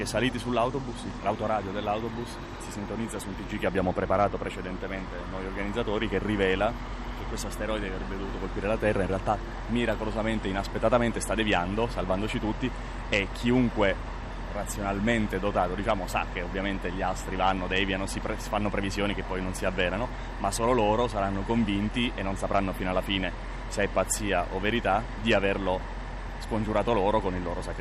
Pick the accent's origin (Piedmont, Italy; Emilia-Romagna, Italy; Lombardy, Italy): Lombardy, Italy; vengo dalla provincia di Bergamo.